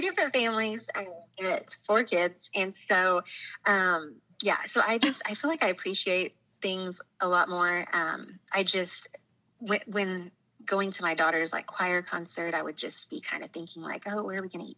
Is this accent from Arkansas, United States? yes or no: yes; Bentonville, Arkansas, United States; I actually grew up in Bentonville, Arkansas, which is the northwest part of the state.